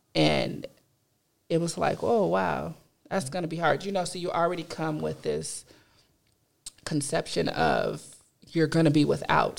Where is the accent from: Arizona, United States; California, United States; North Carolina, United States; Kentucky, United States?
California, United States; Compton; I am a California native, um, born in Compton all my life